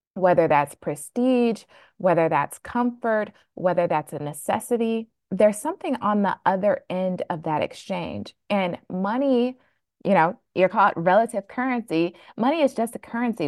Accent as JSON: {"language": "English", "town": "Flint", "region": "Michigan", "country": "United States", "tie": "born or raised there", "moved": "yes", "lives_now": "Boston, United States", "said": "I was born and raised really frugal in Flint, Michigan"}